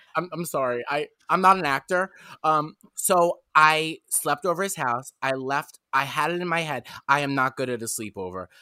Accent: New York City, New York, United States; I'm from Staten Island, New York

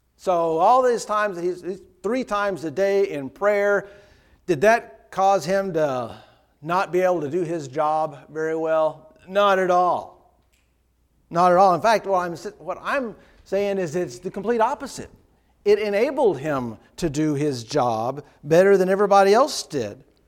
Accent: Dayton, Ohio, United States; the preacher I grew up with in Dayton

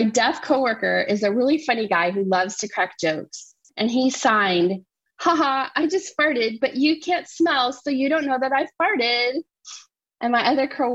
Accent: Nebraska, United States; I'm from Nebraska

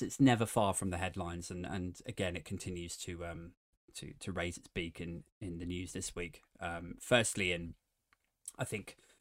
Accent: England, United Kingdom; I feel very proud to be British, more so than being English

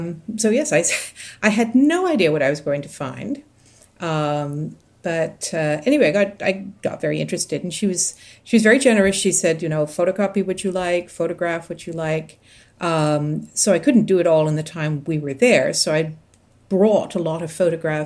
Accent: Toronto, Ontario, Canada; I'm talking to you from Toronto, and I am from Toronto.

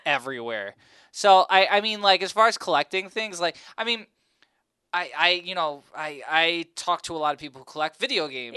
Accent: New Jersey, United States; I was born and raised in North Jersey

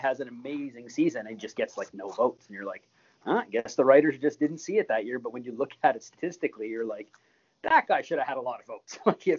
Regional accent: Montreal, Quebec, Canada; I grew up in Montreal

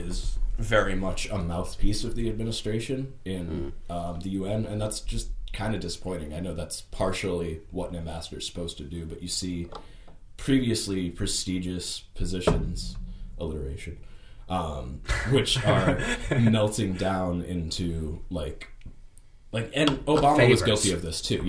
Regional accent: United States; being an American

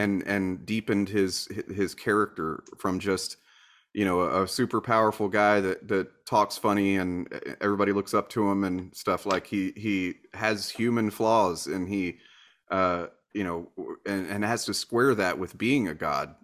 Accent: Deep South, United States; I was raised in the Deep South

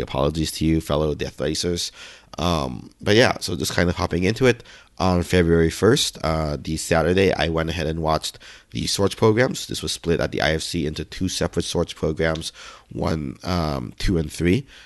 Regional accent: United States; I'm American

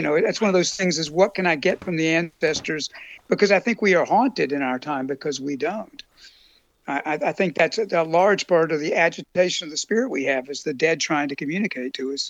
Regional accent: Appalachia, United States; moved away as an adult; also born or lived in South (US) / New Orleans; now in Germany; I was born in Appalachia, and then drift down to the Mississippi Delta and live in New Orleans

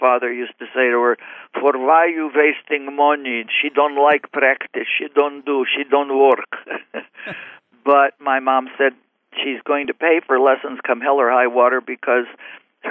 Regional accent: Montreal, Quebec, Canada; I was born in Montreal, Canada, of Lithuanian parents

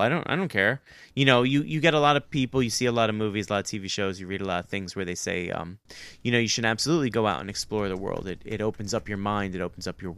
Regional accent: New York City, New York, United States; I still live in my hometown, but that's kind of hard because I was born and raised in New York City.

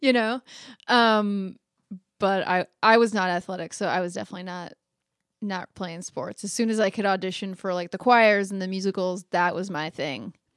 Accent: Phoenix, Arizona, United States; now in Los Angeles, United States; I'm from Phoenix, Arizona. Like, I'm not from the South.

